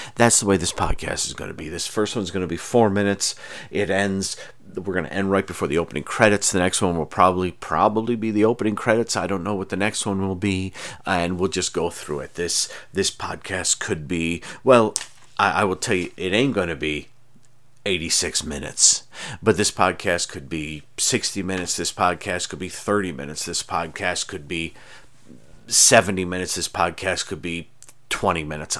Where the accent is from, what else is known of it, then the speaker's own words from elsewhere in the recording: near Lake Ontario, Charlotte, New York, United States; I grew up near Lake Ontario, and you would go stand, uh, in, in Charlotte, um, which is near Aronnacoit, where I grew up